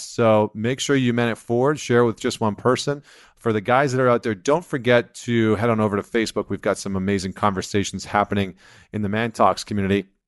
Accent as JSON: {"language": "English", "country": "Canada", "said": "I'm not American, I'm Canadian"}